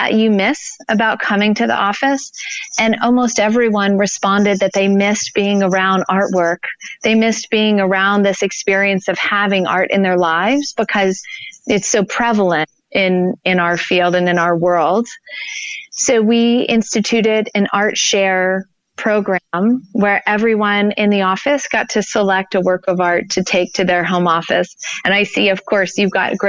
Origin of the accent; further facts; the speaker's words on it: Gulf of Mexico, Deep South, Alabama, United States; now in Denver, United States; I grew up on the Gulf of Mexico in the deep south.